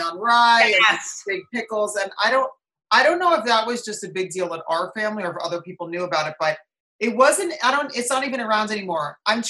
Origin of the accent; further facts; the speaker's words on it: Watchung, New Jersey, United States; accent: Jersey; Yeah, exactly. But it's, you know, my Jersey accent went away.